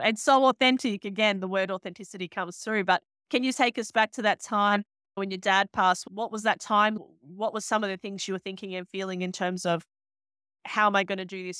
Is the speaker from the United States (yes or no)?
no; Bosnia & Herzegovina; now in Sydney, Australia; I grew up in Bosnia